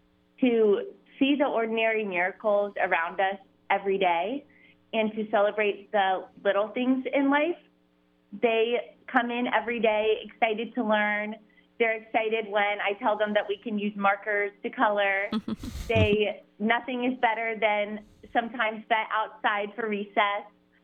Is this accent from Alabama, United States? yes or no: no; Cincinnati, Ohio, United States; I'm from Cincinnati, so I went to an all-girls Catholic school there, Ursuline Academy, and then right to Catholic college at Xavier University.